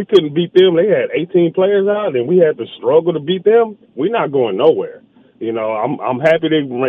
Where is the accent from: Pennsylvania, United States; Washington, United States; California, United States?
California, United States; Southern; now in Las Vegas, United States; I live in Vegas, but I'm from Southern California. You know, I'm 47.